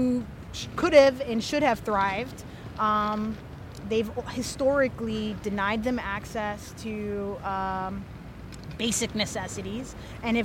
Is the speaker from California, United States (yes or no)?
no; Austin, Texas, United States; I'm a Texan